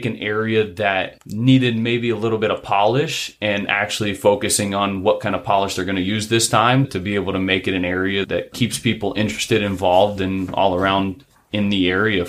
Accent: Lake Helen, Florida, United States; I grew up in Lake Helen, Florida, which is a little small town just outside of DeLand. We don't really necessarily have any stoplights, or we don't have any at all.

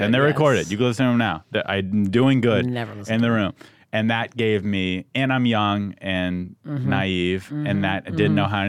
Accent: San Diego, California, United States; moved away as an adult; also born or lived in Santa Cruz; now in Los Angeles, United States; I'm from San Diego, went to college in Santa Cruz, Northern California.

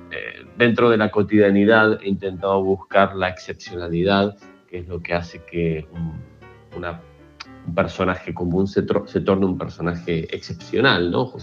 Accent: Argentina; now in Barcelona, Spain; eh, soy un escritor argentino que bueno, reside en Barcelona hace casi 20 años

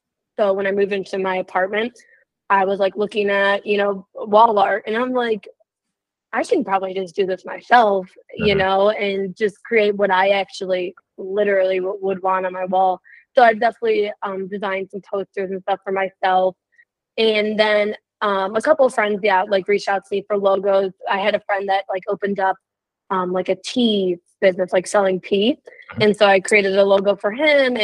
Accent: Illinois, United States; I am from Illinois

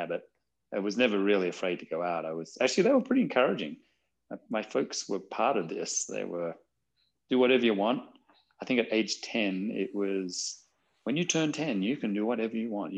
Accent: Australia; as a young person growing up in Australia

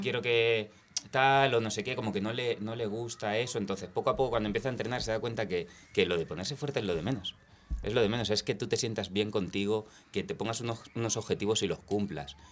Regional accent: Spain; also born or lived in London; yo crecí en el barrio de San Cristóbal

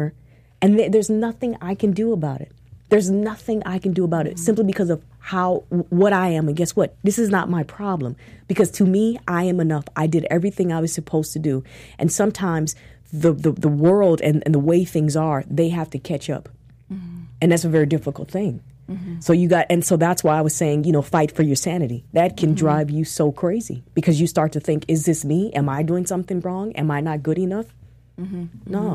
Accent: Minneapolis, Minnesota, United States; I'm from Minneapolis

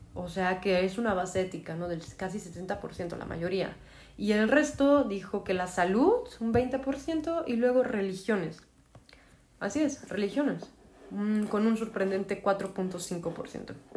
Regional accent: Mexico; como mexicana

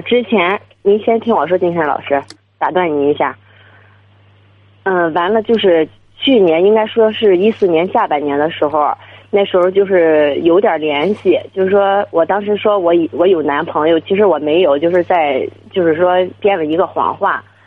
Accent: Dezhou, Shandong, China; now in Beijing, China; 我那个老家是山东的

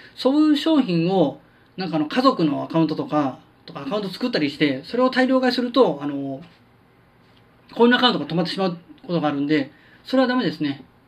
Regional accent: Kansai, Japan

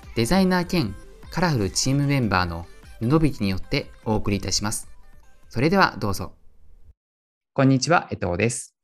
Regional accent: Kyoto, Japan; also born or lived in Dubai; 僕生まれも育ちも京都なんで京都にいるんですけど

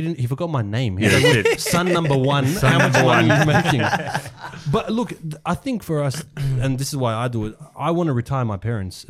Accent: Australia; they came in 1993, 1994, and then I was born here. So even though I'm Australian.

